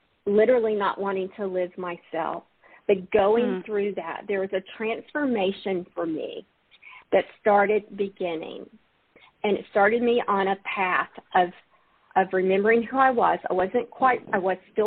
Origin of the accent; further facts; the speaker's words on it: Alabama, United States; I'm from Alabama, grew up in the Baptist church